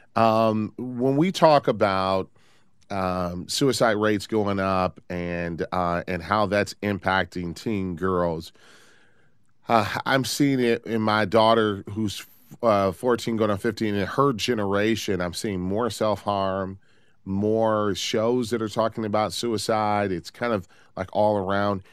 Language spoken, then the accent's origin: English; Detroit, Michigan, United States; moved away; Love taking calls from my hometown